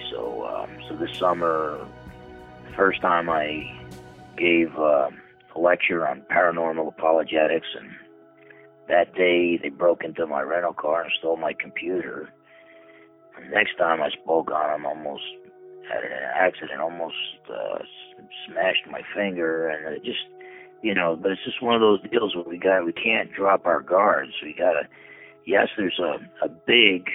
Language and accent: English; Newark, New Jersey, United States; I was born on January 1st, 1960, in Newark, New Jersey